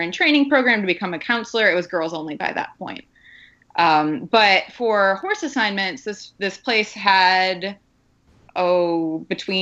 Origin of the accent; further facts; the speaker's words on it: Wisconsin, United States; growing up in Wisconsin